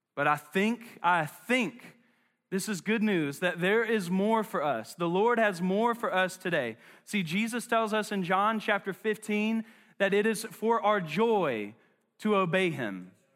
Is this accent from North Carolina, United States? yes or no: yes; Charlotte, North Carolina, United States; I'm from West Charlotte